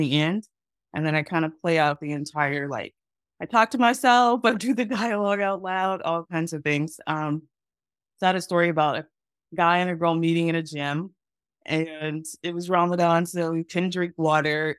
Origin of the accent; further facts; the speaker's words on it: Texas, United States; moved away as an adult; also born or lived in Los Angeles / Atlanta; I am from Texas. That's where I grew up and went to college and grad school.